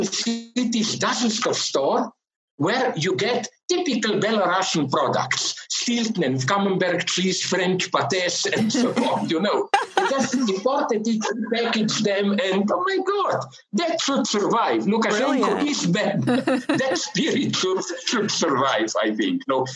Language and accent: English; Slovenia; my country, Slovenia